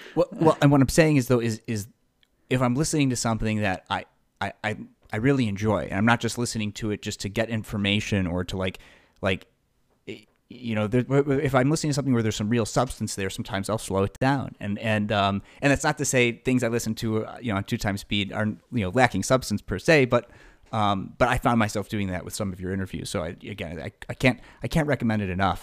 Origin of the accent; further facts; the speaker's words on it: Buffalo Grove, Illinois, United States; I grew up in Buffalo Grove